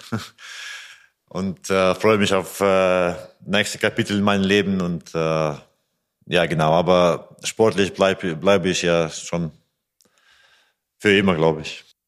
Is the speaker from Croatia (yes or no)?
no; Riga, Latvia; German is a second language; moved away as an adult; also born or lived in Iceland / Germany; now in Melsungen, Germany; Lettland ist mein Geburts äh, mhm. Geburtsland